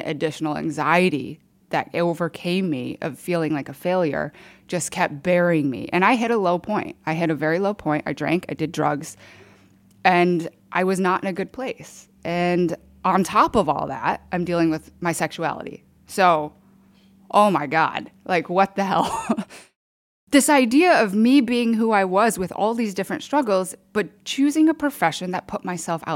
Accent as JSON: {"language": "English", "town": "Grand Rapids", "region": "Michigan", "country": "United States", "tie": "born or raised there", "also_born_or_lived": "Seoul, South Korea / Chicago / Boston / New York", "moved": "as an adult", "lives_now": "Austin, United States", "said": "I grew up in Grand Rapids, Michigan, but I was born in Seoul, adopted at 4 months, raised in Michigan"}